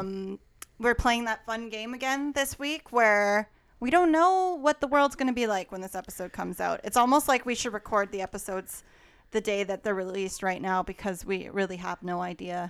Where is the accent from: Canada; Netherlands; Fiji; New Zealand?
Canada; Alberta; Growing up in Alberta